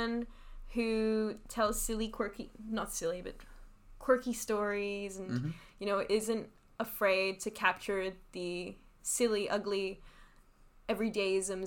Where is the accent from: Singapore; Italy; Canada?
Singapore; moved away; I'm originally from Singapore. And I'm half Taiwanese